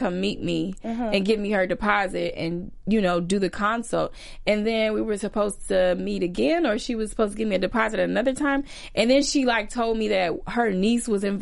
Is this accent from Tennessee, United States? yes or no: no; Chicago, Illinois, United States; I'm from Chicago